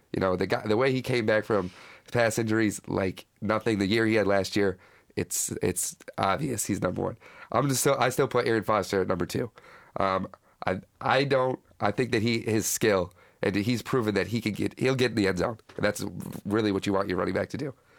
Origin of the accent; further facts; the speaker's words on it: Battle Creek, Michigan, United States; I'm from Battle Creek, which is West Michigan.